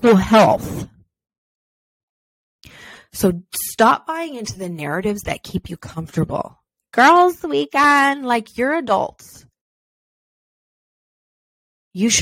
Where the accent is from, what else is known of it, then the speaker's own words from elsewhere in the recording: Beloeil, Quebec, Canada; I'm French Canadian for any French Canadians listening out there, born and raised in Belleuil, Quebec, Canada.